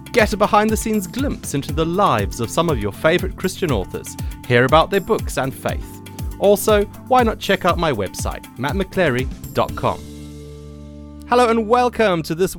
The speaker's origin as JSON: {"language": "English", "country": "Zimbabwe", "moved": "yes", "said": "I am originally from Zimbabwe"}